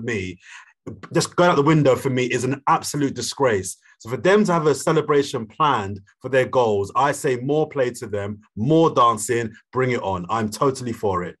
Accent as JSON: {"language": "English", "region": "London", "country": "United Kingdom", "said": "I'm from South London"}